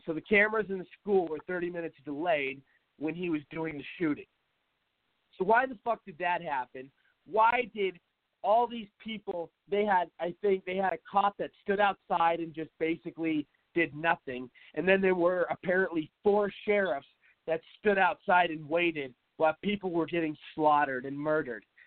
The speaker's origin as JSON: {"language": "English", "town": "Seattle", "region": "Washington", "country": "United States", "moved": "yes", "lives_now": "Arizona, United States", "said": "I'm from Seattle"}